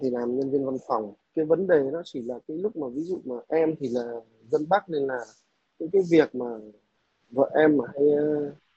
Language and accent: Vietnamese; Northern Vietnam, Vietnam; moved away as an adult; now in Southern Vietnam, Vietnam; Em là người Bắc mà vào Nam làm việc cũng à, gần 8 năm nay rồi